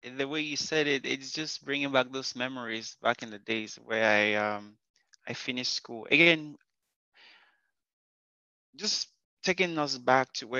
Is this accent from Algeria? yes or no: no; Cameroon; now in Canada; where I grew up in Africa, you know, it usually would be very dusty. And when there's like the rain hits the dust, there's this earthy smell. It reminds me every time, even when I'm in Canada and I get that scent, it reminds me of back home in Cameroon